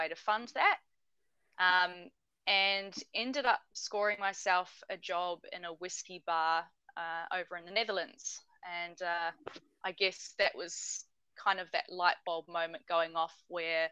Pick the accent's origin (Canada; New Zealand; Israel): New Zealand; also born or lived in Norway; now in Tasmania, Australia; being a New Zealander